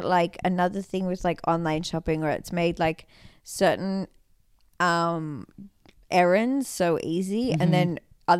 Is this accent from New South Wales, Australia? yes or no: yes; Sydney, New South Wales, Australia; now in Los Angeles, United States; But also we live in Los Angeles and mm-hmm. I'm from Sydney, Australia.